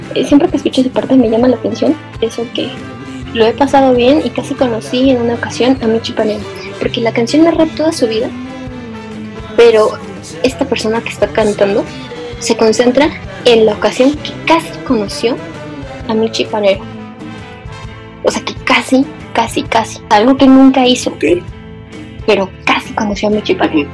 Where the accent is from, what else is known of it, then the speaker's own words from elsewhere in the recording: Morelos, Mexico; moved away as an adult; now in Mexico City, Mexico; casi me quedé a vivir en, Morelos, de donde yo soy